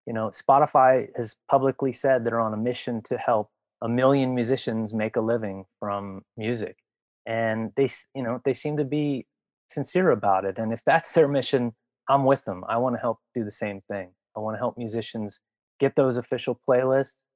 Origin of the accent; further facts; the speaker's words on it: Washington, District of Columbia, United States; I grew up in the Washington, D.C. punk and hardcore community